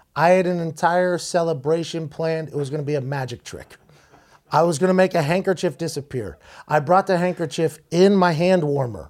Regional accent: Pittsburgh, Pennsylvania, United States; in Pittsburgh, in my hometown

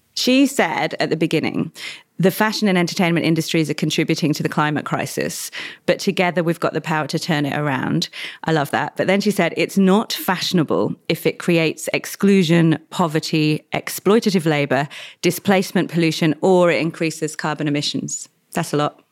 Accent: Australia; I'm Australian.

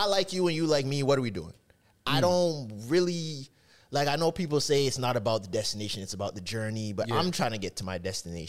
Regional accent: Toronto, Ontario, Canada

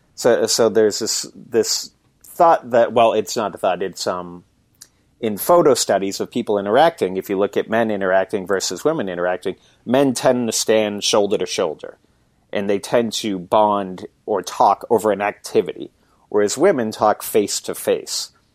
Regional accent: Boston, Massachusetts, United States; I grew up in Boston, actually, it, but I live about an hour north of the city now

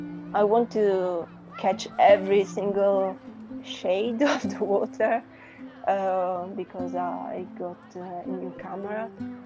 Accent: Southern Italy, Italy; English is a second language; moved away as an adult; also born or lived in Turin / Venice / Bologna; now in London, United Kingdom; I'm coming from Italy. My family live in a beautiful city, a small city in the south of Italy, close to the coast.

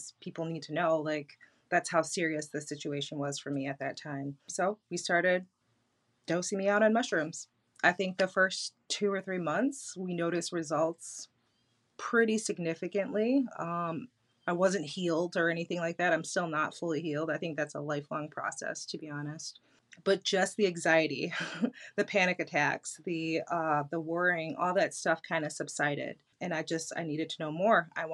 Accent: Detroit, Michigan, United States; I'm from Detroit

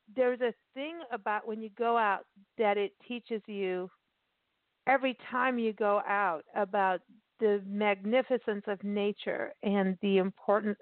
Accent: Port Elizabeth, Eastern Cape, South Africa; moved away; I grew up in South Africa, like in my teens, right? And um, right. And I and I lived in Port Elizabeth

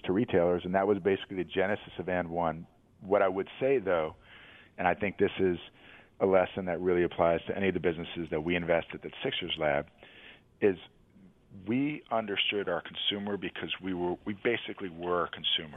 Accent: New York City, New York, United States; I grew up in New York City

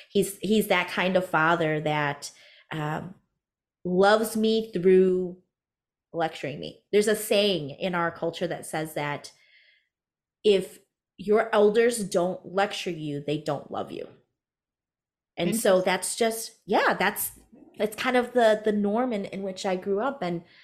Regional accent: United States; So I am Hmong American, first generation born American, first generation entrepreneur.

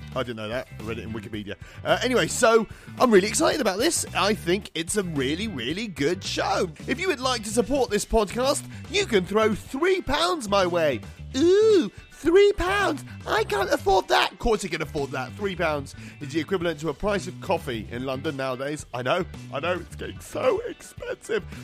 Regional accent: Malta; grew up in Malta, which is another Mediterranean country

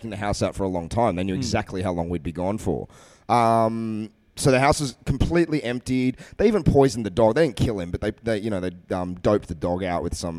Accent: Sydney, New South Wales, Australia; Where I grew up, I was born in like the northern suburbs of Sydney, like Roseville, Chatswood area.

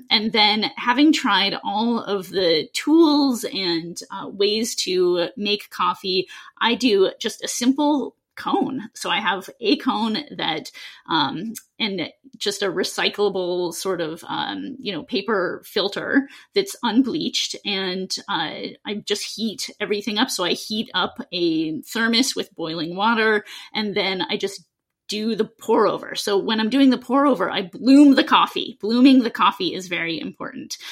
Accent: Seattle, Washington, United States; I grew up in Seattle

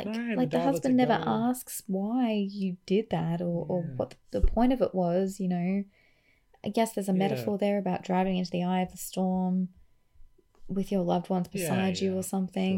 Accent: Queensland, Australia; I'm from Queensland

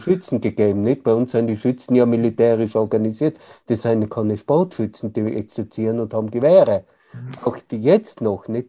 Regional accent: Tyrol, Austria; bei uns in Tirol

